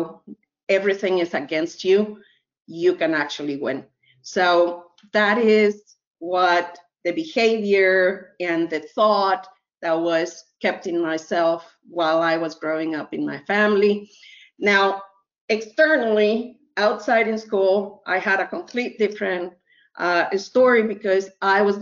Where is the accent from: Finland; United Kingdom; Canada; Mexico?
Mexico; now in United States; I was born in Mexico